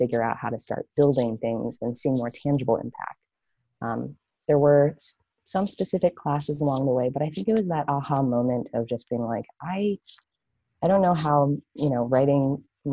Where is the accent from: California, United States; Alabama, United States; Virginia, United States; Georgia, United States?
California, United States; Los Angeles; moved away as an adult; also born or lived in San Francisco Bay Area; I'm actually originally from Los Angeles, but moving to the Bay